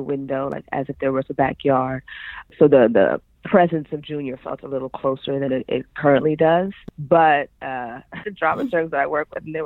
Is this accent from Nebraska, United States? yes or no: no; New York City, New York, United States; moved away as an adult; also born or lived in San Diego; I grew up in Harlem, New York City, and that's kind of like where a lot of my childhood memories are, is in Harlem, in the city